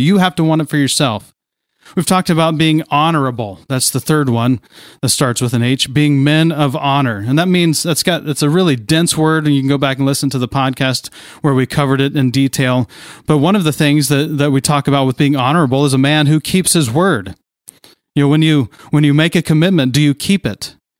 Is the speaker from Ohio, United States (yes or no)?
yes; near Kings Island, Ohio, United States; Growing up near Kings Island